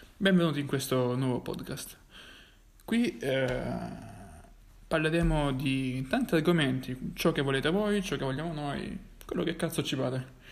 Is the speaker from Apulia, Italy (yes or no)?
yes; Francavilla Fontana, Apulia, Italy; siamo entrambi pugliesi